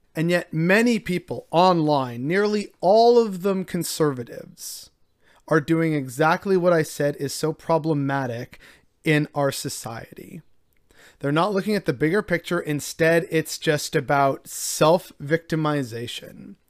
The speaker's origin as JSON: {"language": "English", "country": "Canada"}